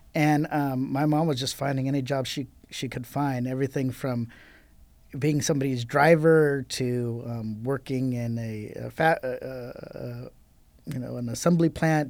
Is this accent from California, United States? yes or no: yes; Riverside, California, United States; I grew up in Riverside